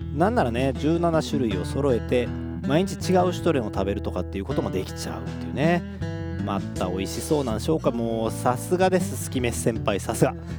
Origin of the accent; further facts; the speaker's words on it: Kobe, Hyogo, Japan; 神戸っ子